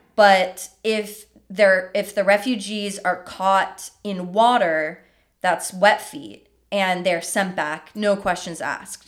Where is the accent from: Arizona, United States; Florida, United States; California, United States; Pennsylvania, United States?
Florida, United States; moved away; I grew up in Florida, too.